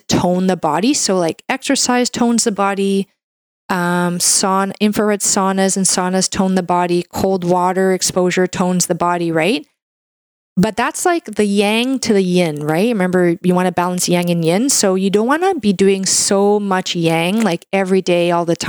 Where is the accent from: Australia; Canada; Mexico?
Canada; I'm a Canadian medical doctor